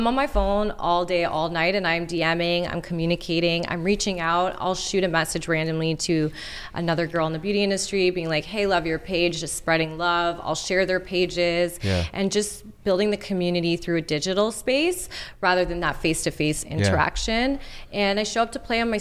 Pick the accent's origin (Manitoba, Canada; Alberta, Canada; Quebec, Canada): Quebec, Canada; Montreal; people that I grew up with in Montreal